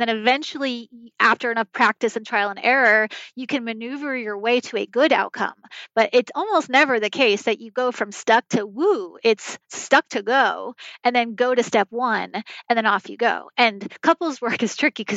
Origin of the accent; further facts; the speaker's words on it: New York, United States; I grew up in New York